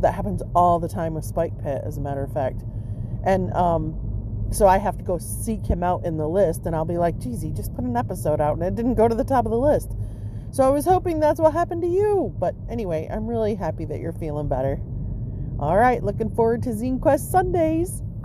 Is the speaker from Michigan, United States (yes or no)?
yes; Michigan, United States; where I grew up in Michigan